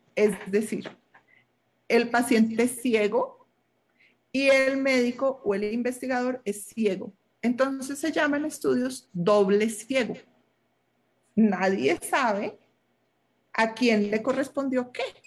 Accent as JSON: {"language": "Spanish", "country": "Colombia"}